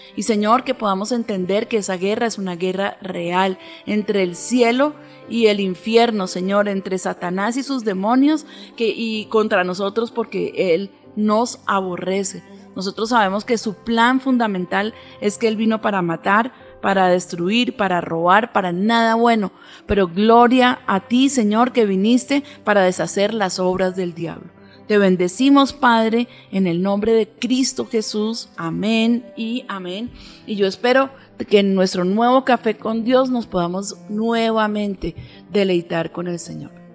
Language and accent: Spanish; Colombia; nuestra nación